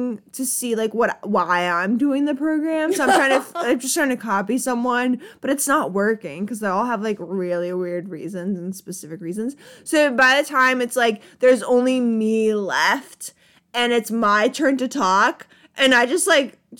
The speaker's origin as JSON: {"language": "English", "country": "Poland", "tie": "born or raised there", "moved": "yes", "said": "I was born in Poland"}